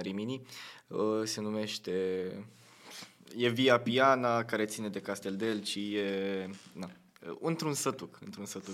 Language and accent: Romanian; Tulcea, Tulcea County, Romania; moved away; sunt din Tulcea